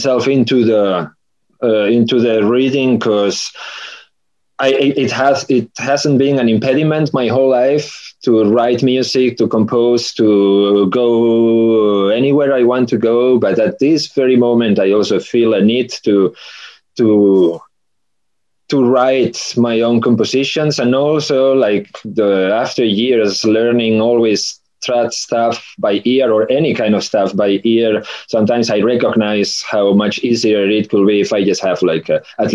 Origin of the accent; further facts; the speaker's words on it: Galicia, Spain; I'm from Galicia